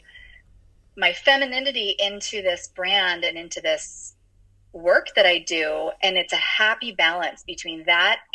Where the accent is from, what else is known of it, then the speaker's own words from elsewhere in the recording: California, United States; I was born and raised in California